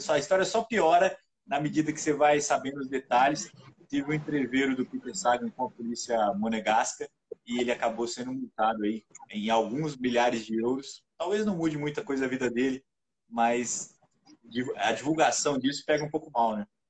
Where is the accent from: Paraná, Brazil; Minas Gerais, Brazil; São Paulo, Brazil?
Minas Gerais, Brazil; Juiz de Fora; lá na minha cidade, lá em Juiz de Fora